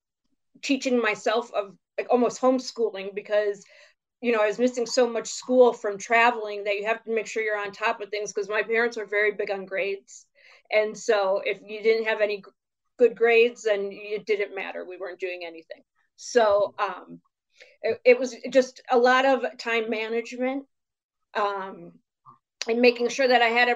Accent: Chicago, Illinois, United States; I grew up in Chicago.

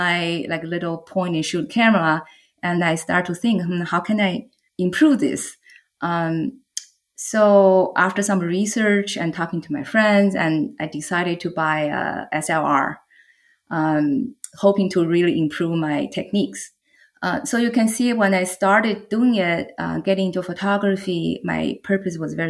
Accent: China; English is a second language; moved away as an adult; now in San Diego, United States; I am based in San Diego, California, but I grew up in China. I moved to U.S. in 1995

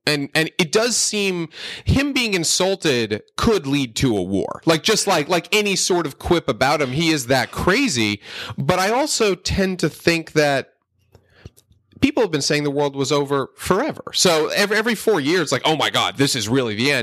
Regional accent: Northeast, United States; I grew up in the Northeast, in a pretty liberal area

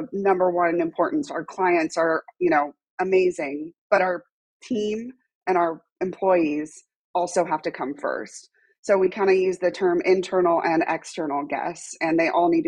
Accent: Los Angeles, California, United States; moved away as an adult; now in Austin, United States; I actually am born and raised in Los Angeles

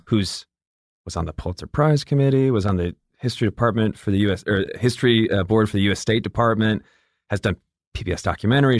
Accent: Atlanta, Georgia, United States; also born or lived in Michigan; from, uh, Michigan, and then I grew up in Atlanta

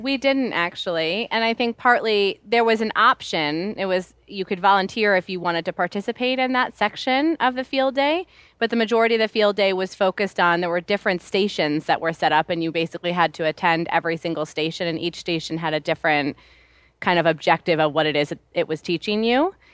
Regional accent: New York City, New York, United States; I grew up in New York City

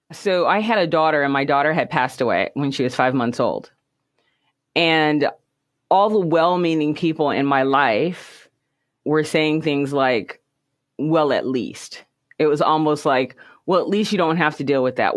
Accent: United States; Things were tough here in the United States. So we lived in the ghettos, basically, and grew up

